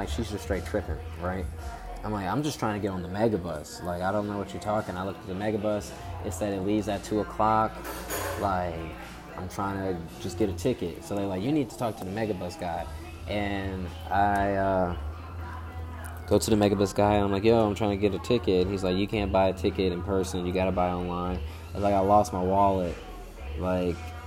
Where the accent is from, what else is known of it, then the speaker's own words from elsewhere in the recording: Chicago, Illinois, United States; moved away; also born or lived in Atlanta; I'm born in Chicago